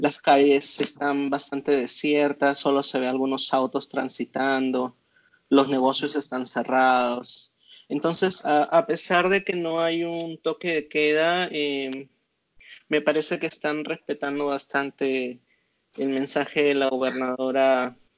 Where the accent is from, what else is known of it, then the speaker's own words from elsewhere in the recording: Las Cruces, New Mexico, United States; esta ciudad donde yo soy se llama Las Cruces